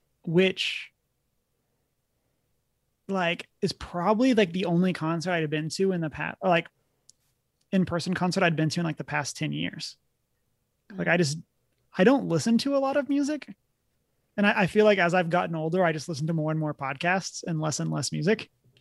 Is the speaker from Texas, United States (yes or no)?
yes; Texas, United States; as a Texan, there was a significant portion of my life where I was listening to country music.